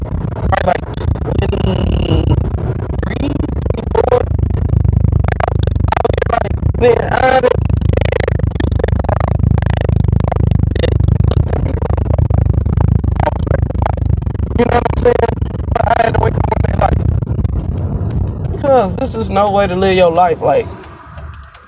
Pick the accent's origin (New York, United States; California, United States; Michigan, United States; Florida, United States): Michigan, United States; Detroit; I'm from Michigan. Kind of like the Metro Detroit area